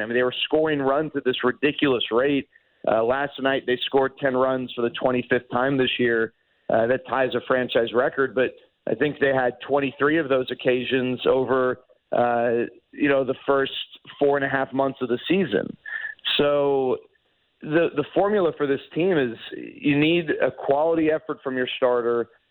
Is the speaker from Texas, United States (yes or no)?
yes; Dallas, Texas, United States; I live in Dallas. I grew up in Dallas.